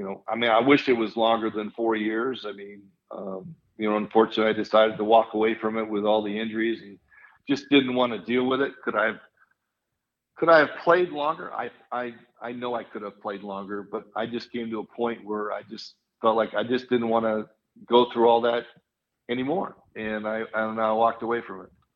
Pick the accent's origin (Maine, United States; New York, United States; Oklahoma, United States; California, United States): California, United States; moved away as an adult; being from California